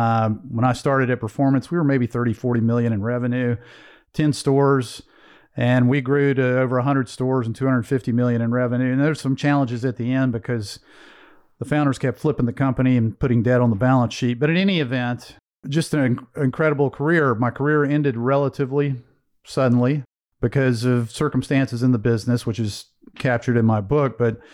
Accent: Greensboro, North Carolina, United States; But so I was raised in Greensboro, North Carolina. My father was a blue collar factory guy.

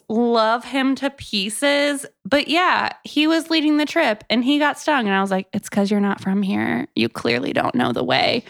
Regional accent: Florida, United States; also born or lived in Texas; now in Tennessee, United States; I'm from Florida

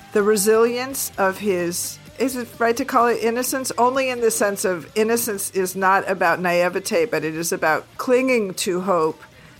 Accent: Seattle, Washington, United States; I'm from Seattle.

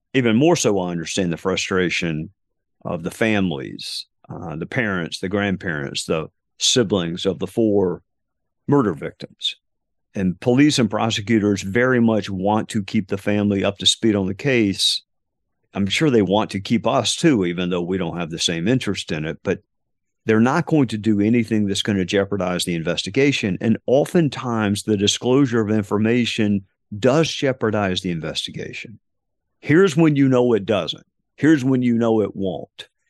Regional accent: Spartanburg, South Carolina, United States; my hometown, uh, of Spartanburg, South Carolina

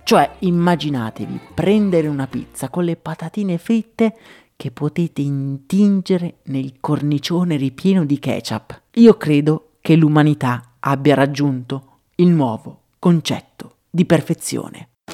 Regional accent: Italy; also born or lived in Dublin, Ireland; il simbolo del mio paese

